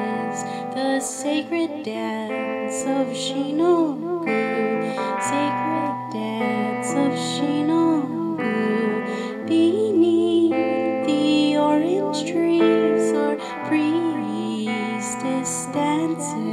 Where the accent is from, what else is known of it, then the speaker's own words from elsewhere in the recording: Illinois, United States; first language Japanese and English; moved away as an adult; also born or lived in Columbus, Ohio; now in Philadelphia, United States; I've been in Philly for a little bit more than 2 years, and I'm from Illinois. I'm from the Midwest